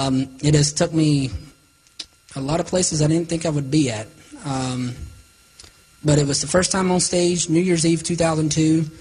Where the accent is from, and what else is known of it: Salisbury, North Carolina, United States; born or raised there